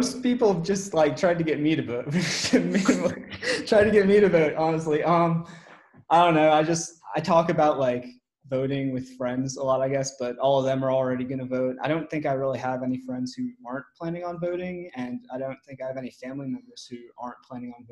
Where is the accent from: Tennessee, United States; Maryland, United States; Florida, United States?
Maryland, United States; Silver Spring; moved away as an adult; now in Memphis, United States; I am from Silver Spring, Maryland